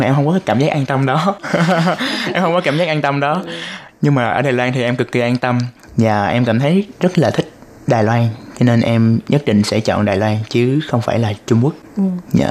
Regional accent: Ho Chi Minh City, Vietnam; moved away as an adult; now in Taiwan; Em đến từ thành phố Hồ Chí Minh của Việt Nam.

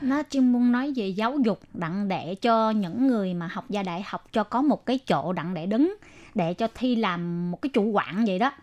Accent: Vietnam; now in Taiwan; chỉ có mình người Việt Nam

